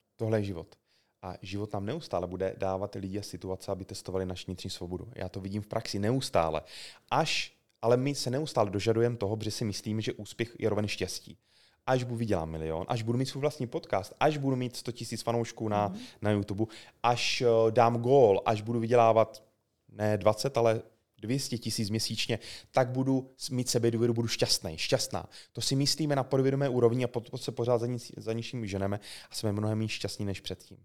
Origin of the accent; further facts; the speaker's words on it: South Moravian Region, Czechia; já jsem z Jižní- obyčejný kluk z Jižní Moravy